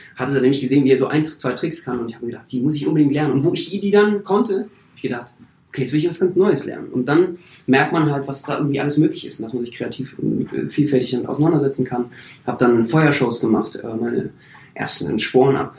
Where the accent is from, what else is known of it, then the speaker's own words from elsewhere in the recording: Berlin, Germany; ich bin Berliner